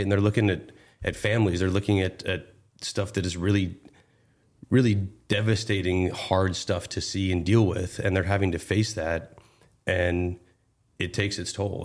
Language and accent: English; Northern California, United States; I grew up in Northern California